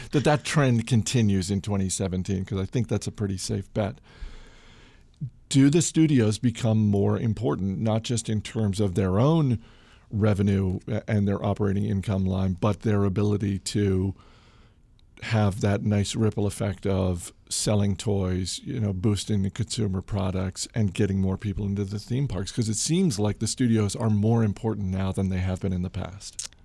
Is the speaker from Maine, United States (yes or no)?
yes; Maine, United States; my home state of Maine